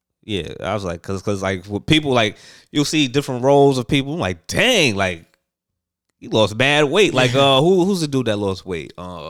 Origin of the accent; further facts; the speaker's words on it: New York City, New York, United States; I'm from Brooklyn.